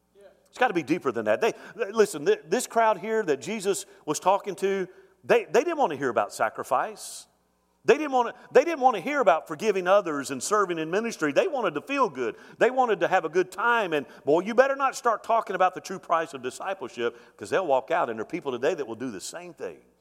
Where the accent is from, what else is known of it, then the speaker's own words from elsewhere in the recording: Mobile, Alabama, United States; moved away; My grandfather founded the church I grew up in in Mobile, Alabama